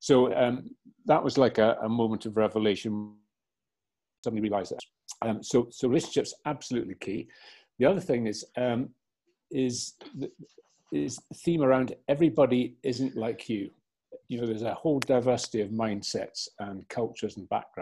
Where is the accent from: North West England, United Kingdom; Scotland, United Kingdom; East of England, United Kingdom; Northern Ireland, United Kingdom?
Scotland, United Kingdom; Aberdeenshire; I was brought up in Aberdeenshire, so an idyllic sort of rural childhood upbringing.